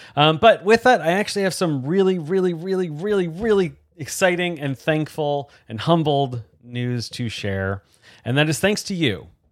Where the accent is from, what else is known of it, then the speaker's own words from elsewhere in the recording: outside of New York, United States; grew up watching NASCAR and going to some different races and things growing up outside of New York